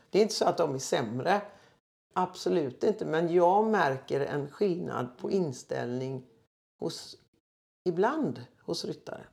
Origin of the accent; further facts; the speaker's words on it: Gothenburg, Västra Götaland, Sweden; also born or lived in Floda, Västergötland; född och uppväxt i Göteborg